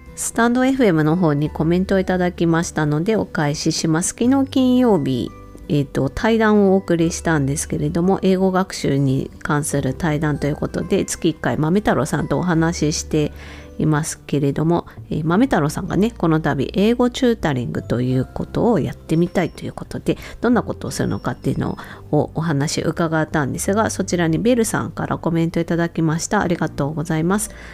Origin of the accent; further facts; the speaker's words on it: Hokkaido, Japan; 自分とね同じ北海道出身